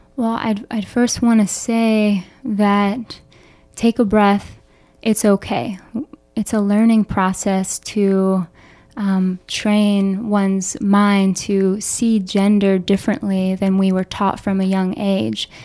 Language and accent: English; Philadelphia, Pennsylvania, United States; moved away as an adult; also born or lived in Boulder, Colorado; now in Chicago, United States; growing up in Philadelphia with two mental health professionals